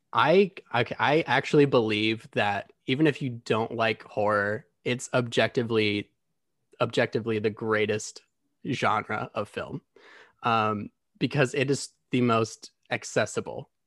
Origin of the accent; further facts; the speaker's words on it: Grand Rapids, Michigan, United States; moved away as an adult; now in Los Angeles, United States; I'm originally from Grand Rapids, Michigan. I moved to L A about four years ago.